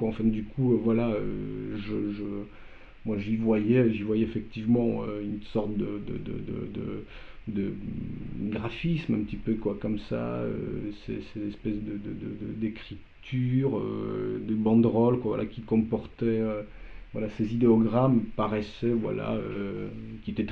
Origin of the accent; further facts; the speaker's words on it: Poland; first language Polish; French is a second language; moved away; moi je me suis euh, spontanément exprimé dans, ma langue maternelle. Quoi, donc, euh, donc voilà, le polonais